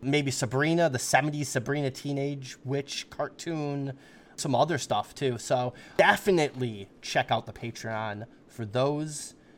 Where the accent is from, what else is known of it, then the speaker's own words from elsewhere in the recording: United States; as an American